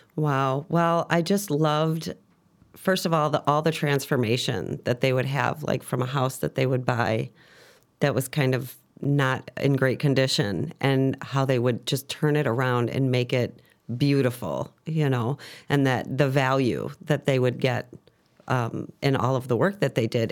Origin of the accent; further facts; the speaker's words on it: Chicago, Illinois, United States; I'm originally from Chicago, Southside girl. Um, grew up around the Archer and Harlem area.